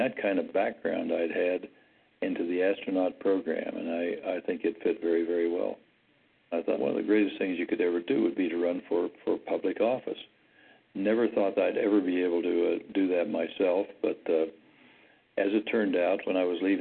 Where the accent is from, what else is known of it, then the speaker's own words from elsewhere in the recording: Ohio, United States; moved away as an adult; when I was a kid or growing up in Ohio.